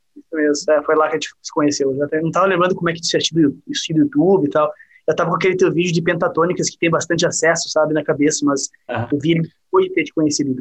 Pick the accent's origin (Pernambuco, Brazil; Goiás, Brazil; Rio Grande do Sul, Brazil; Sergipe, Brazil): Rio Grande do Sul, Brazil; Porto Alegre; Gauchão também aqui, Porto Alegre